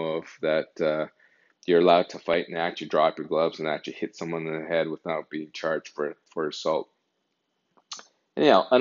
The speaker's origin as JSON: {"language": "English", "area": "Calgary and Red Deer area", "region": "Alberta", "country": "Canada", "moved": "yes", "lives_now": "Ontario, Canada", "said": "I'm not originally from Ontario. I'm from Calgary and Alberta and Red Deer area"}